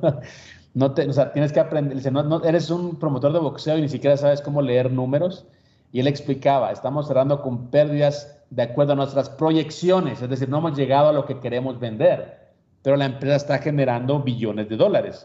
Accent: Guatemala; moved away; Ahora sí soy chapín

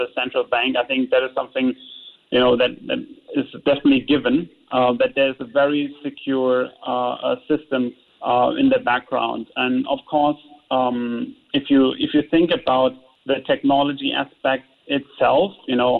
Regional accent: Germany; now in Singapore; I'm from Germany.

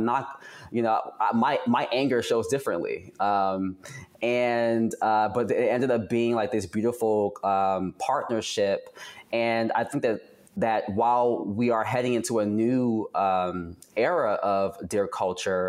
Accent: New York City, New York, United States; moved away as an adult; also born or lived in Atlanta; I am born and raised in Brooklyn, New York

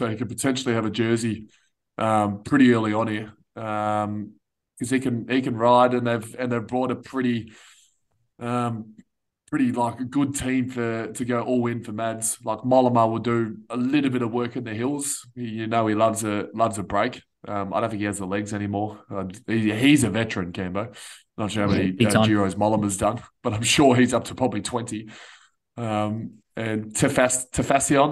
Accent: Australia; we're Aussie

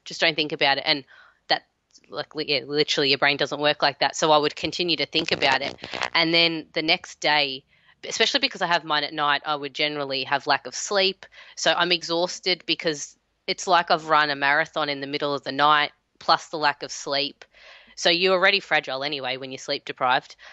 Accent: Melbourne, Victoria, Australia; I am in Melbourne, my hometown.

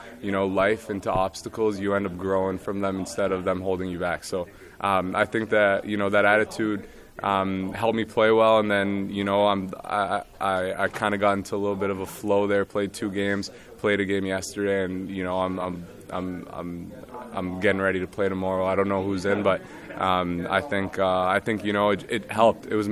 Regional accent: Montreal, Quebec, Canada; moved away; I was a little kid growing up in Montreal

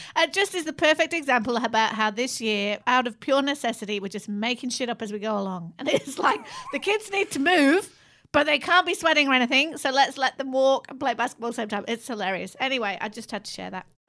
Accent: Manchester, North West England, United Kingdom; moved away as an adult; also born or lived in London; I was moving from Manchester to go to uni in London.

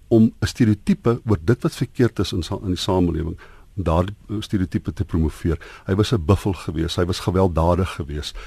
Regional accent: South Africa; ons as wit Suid-Afrikaners

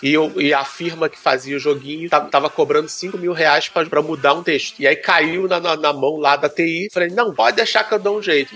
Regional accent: Brazil; Como bom brasileiro

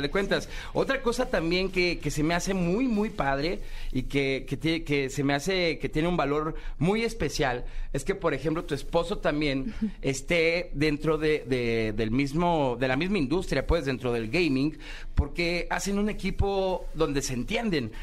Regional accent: Guadalajara, Jalisco, Mexico; eres de Guadalajara, como aquí tu amigo servidor

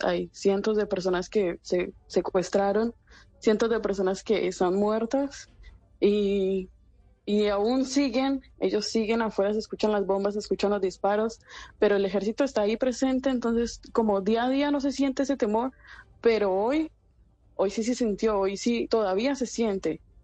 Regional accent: Medellín, Antioquia, Colombia; now in Sderot, Israel; Yo soy de Medellín.

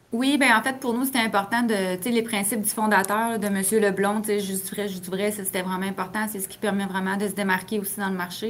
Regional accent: Saint-Raymond, Quebec, Canada; les deux, on vient de Saint-Raymond-de-Portneuf

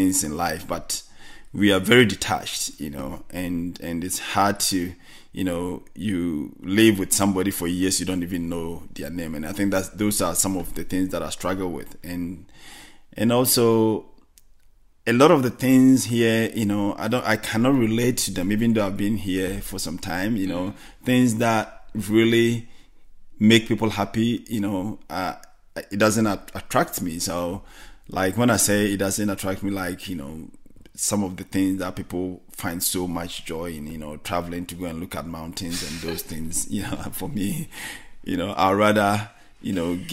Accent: Ghana; moved away as an adult; now in Australia; a Ghanaian, you know, we are from Ghana

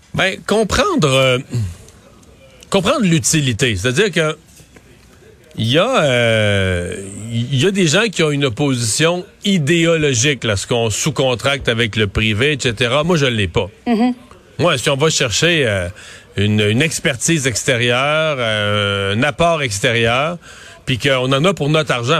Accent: Quebec, Canada; en tant que Québécois, en tant que Québécois francophone

